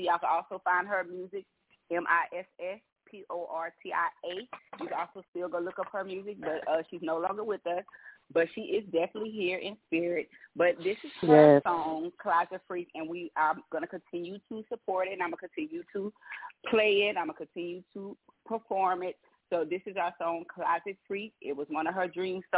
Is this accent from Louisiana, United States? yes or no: yes; Louisiana, United States; I'm down from Louisiana. Of course, a Southern belle, Southern girl